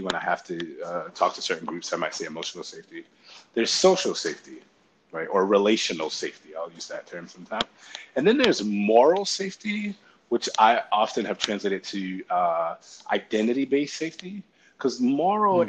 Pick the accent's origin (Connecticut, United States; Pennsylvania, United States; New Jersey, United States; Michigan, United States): Connecticut, United States; I grew up in Connecticut